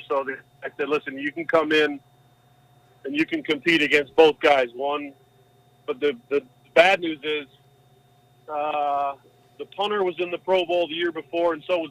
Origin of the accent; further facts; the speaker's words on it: Canada; I'm a Canadian in a Canadian position against another guy who's an American.